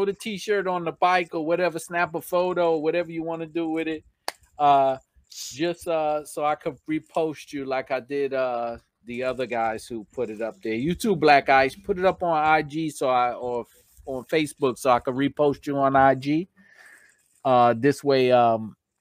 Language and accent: English; New York, United States; accent: New York; my New York accent